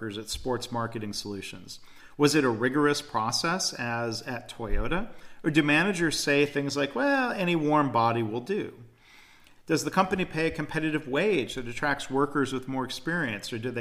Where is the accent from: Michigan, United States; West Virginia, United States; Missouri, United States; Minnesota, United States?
Michigan, United States; I grew up in Michigan